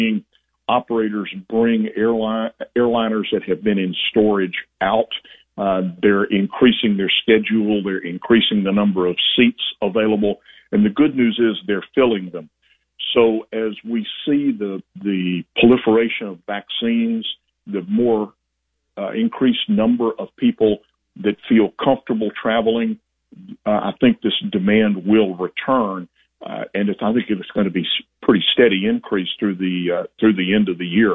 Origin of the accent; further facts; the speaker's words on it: Alabama, United States; I started flying in Alabama, my hometown